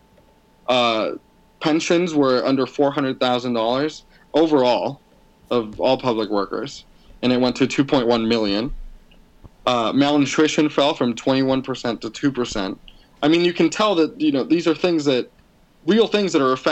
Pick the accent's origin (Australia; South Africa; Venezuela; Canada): Venezuela; Maracaibo, Zulia; I'm actually from Maracaibo, which is the sort of the Boston to New York, that kind of thing.